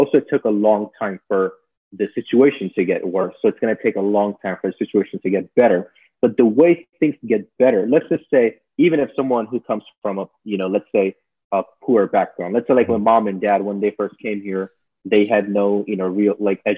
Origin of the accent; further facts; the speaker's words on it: Jersey City, New Jersey, United States; also born or lived in Miami; growing up in Jersey City back in like the 90s